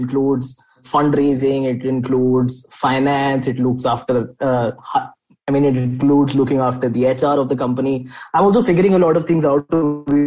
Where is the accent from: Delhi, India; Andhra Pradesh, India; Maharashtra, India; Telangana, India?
Delhi, India; I'm from Delhi, born and brought up here.